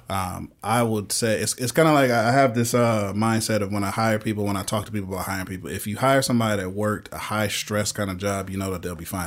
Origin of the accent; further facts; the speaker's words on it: Michigan, United States; moved away; I'm originally from Michigan